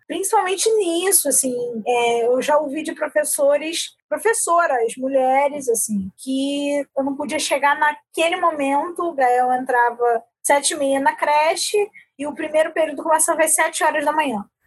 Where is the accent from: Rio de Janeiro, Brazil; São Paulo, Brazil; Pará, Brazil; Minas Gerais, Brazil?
Rio de Janeiro, Brazil; eu sou do Rio de Janeiro